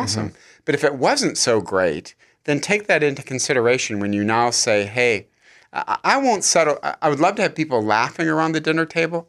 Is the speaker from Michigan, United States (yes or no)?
yes; Michigan, United States; now in California, United States; I'm from Michigan